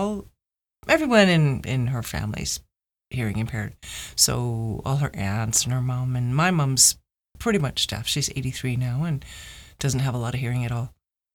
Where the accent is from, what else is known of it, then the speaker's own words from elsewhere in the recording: Mississauga, Ontario, Canada; I grew up in Mississauga, Ontario, and I had a pretty regular childhood.